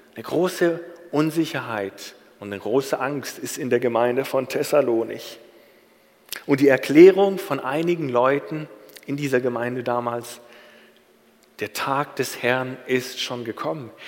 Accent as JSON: {"language": "German", "country": "Germany", "said": "Als Deutscher"}